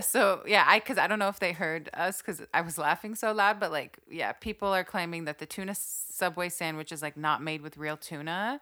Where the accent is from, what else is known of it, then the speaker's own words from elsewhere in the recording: Saudi Arabia; when I grew up in Saudi